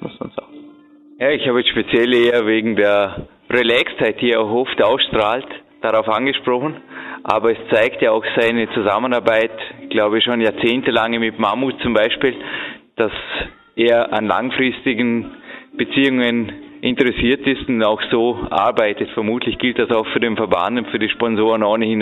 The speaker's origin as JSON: {"language": "German", "country": "Switzerland", "said": "wir Schweizer"}